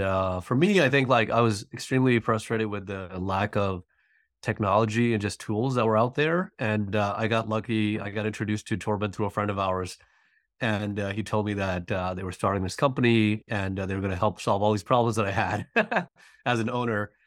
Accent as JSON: {"language": "English", "region": "New York", "country": "United States", "moved": "as an adult", "lives_now": "Atlanta, United States", "said": "I'm originally from New York and, uh, recently moved to Atlanta"}